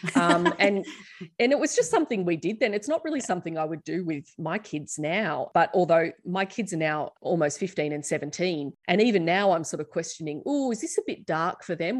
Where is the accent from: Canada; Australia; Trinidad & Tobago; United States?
Australia; us as Australian teens